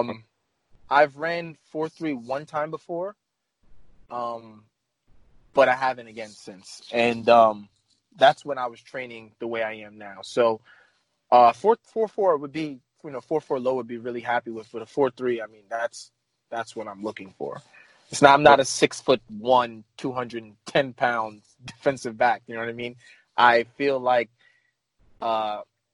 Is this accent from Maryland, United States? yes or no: no; New York City, New York, United States; that's originally where I'm from the Bronx in New York